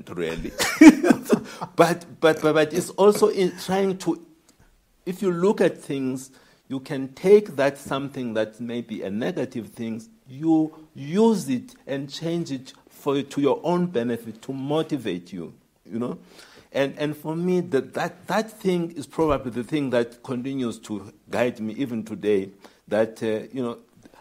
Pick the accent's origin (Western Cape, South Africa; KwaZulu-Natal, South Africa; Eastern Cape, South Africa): Eastern Cape, South Africa; Tabase; I come from Tabase